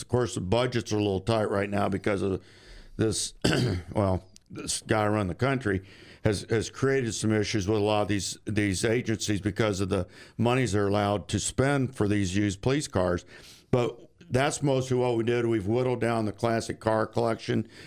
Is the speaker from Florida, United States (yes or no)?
yes; St. Petersburg, Florida, United States; I was raised in St. Pete and Gulfport area